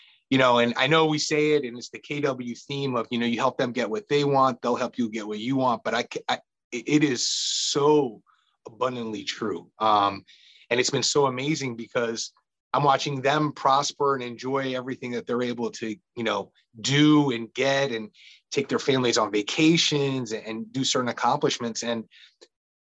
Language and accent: English; Annandale, Virginia, United States; I'm a local kid. I grew up in Annandale, Virginia